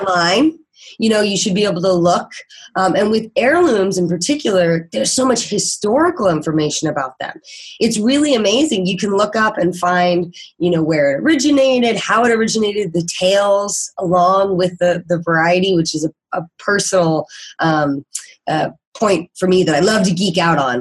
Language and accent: English; Kansas, United States; moved away as an adult; now in San Diego, United States; I am actually originally from Kansas